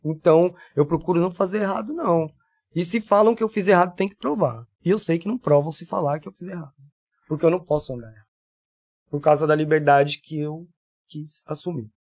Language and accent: Portuguese; São Paulo, Brazil; accent: paulista; moved away as an adult; also born or lived in Rondonópolis / Minas Gerais; now in Jaboatão dos Guararapes, Brazil; sou de São Paulo capital, tenho 40 anos e 20, 38 lá.